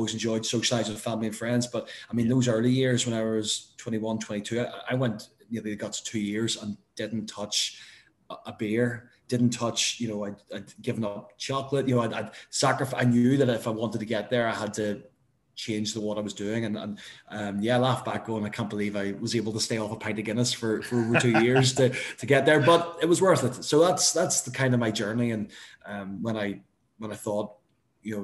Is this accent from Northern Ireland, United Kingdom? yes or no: yes; Northern Ireland, United Kingdom; I'm a Northern Irish lad